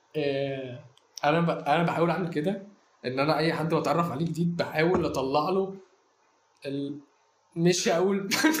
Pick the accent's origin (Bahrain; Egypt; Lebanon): Egypt; عندنا في مصر